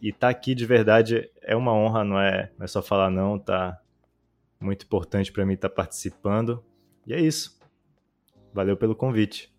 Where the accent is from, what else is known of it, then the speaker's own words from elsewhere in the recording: Belém, Pará, Brazil; moved away as an adult; now in Israel; Eu sou de natural de Belém do Pará, no norte do Brasil. Nasci lá, cresci lá